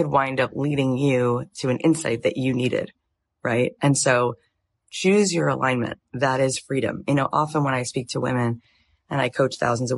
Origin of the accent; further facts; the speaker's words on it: Florida, United States; moved away as an adult; also born or lived in Jerusalem, Israel / Tallahassee, Florida; now in Los Angeles, United States; I grew up in Florida till I was 20